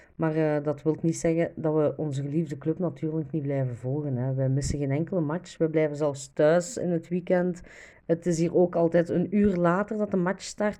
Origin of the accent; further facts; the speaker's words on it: Diest, Flanders, Belgium; Ik ben zelf afkomstig van Diest